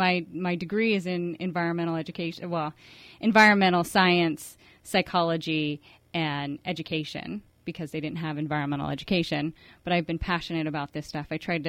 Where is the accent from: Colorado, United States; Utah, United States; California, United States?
California, United States; Oceanside; Where I grew up in San Diego, in Oceanside.